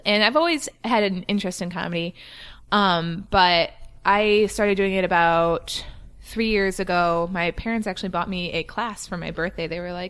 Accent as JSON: {"language": "English", "town": "Washington", "region": "Illinois", "country": "United States", "said": "I am from a small town in Illinois called Washington. It's right by Peoria."}